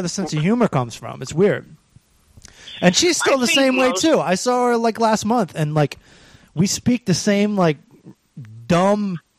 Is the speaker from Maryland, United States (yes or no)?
yes; Maryland, United States; moved away; I knew I was from Maryland, and I knew I talked like an idiot